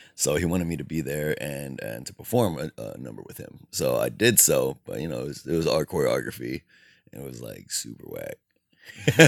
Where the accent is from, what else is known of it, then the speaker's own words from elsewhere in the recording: Alhambra, California, United States; also born or lived in Bellflower; I think I was born in Bellflower, but then moved when I was two years old to Alhambra, and I have resided there ever since.